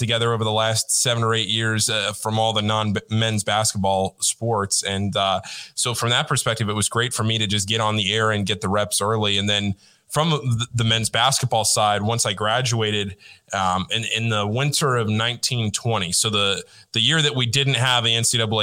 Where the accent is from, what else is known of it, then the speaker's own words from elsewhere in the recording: Northern Virginia, United States; I grew up in Northern Virginia, right outside D.C., about 25 minutes from Georgetown